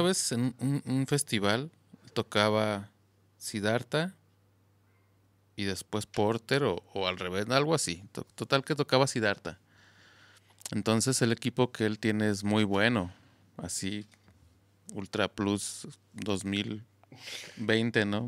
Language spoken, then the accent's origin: Spanish; Zamora, Michoacán, Mexico; now in Guadalajara, Mexico; yo soy de ahí de Zamora, entonces regresé